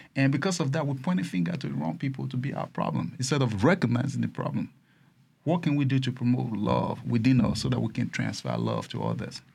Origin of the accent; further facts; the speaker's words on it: Nigeria; now in United States; I started my business as a Nigerian